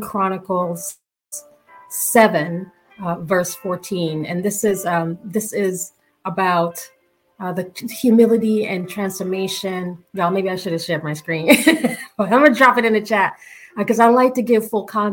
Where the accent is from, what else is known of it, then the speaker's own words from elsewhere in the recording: Jamaica; I'm Jamaican.